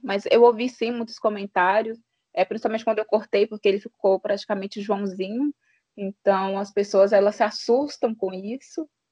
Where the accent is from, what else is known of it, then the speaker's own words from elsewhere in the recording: Januária, Minas Gerais, Brazil; sou mineira de Januária